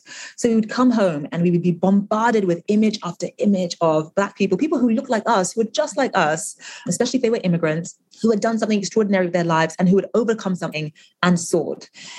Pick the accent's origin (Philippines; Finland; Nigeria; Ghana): Nigeria; English is a second language; And, you know, they knew that I was originally from Nigeria, and they asked all sorts of questions about Nigeria.